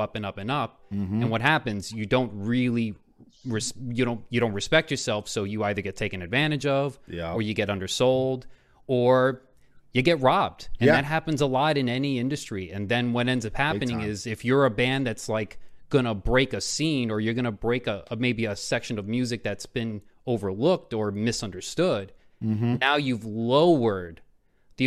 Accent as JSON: {"language": "English", "town": "Miami", "region": "Florida", "country": "United States", "tie": "born or raised there", "moved": "yes", "lives_now": "New York, United States", "said": "Mom was born in Puerto Rico, but she grew up in New York, but I grew up in Miami"}